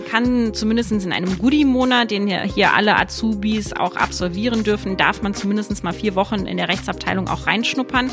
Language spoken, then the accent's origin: German; Saarland, Germany; moved away; für mich als gebürtige Saarländerin